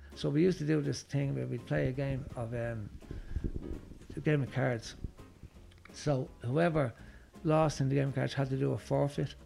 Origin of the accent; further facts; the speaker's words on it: Dublin, Leinster, Ireland; also born or lived in Cabra, Dublin; I was born in Finglas. Well, I was born in Cabra, and um, I moved to Finglas when I was six months old. So I was reared more or less in, in Finglas.